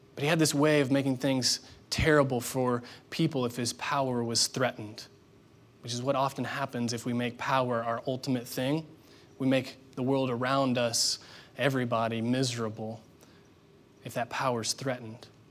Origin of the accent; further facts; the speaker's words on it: Indiana, United States; moved away; I grew up there in Indiana